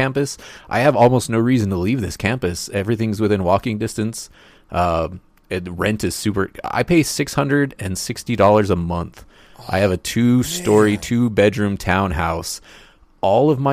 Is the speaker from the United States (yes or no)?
yes; Roswell, New Mexico, United States; Roswell, New Mexico, which is my hometown